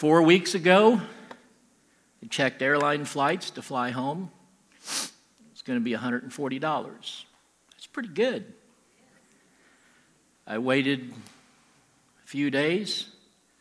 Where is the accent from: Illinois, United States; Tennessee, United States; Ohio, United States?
Illinois, United States; Southern; I'm from Southern Illinois